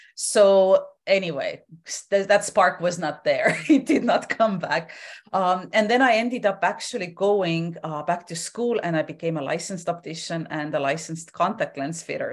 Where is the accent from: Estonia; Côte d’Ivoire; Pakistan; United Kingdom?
Estonia; moved away as an adult; now in Vancouver Island, Canada; I was born and raised in Estonia. I ended up moving to Canada when I was in my twenties.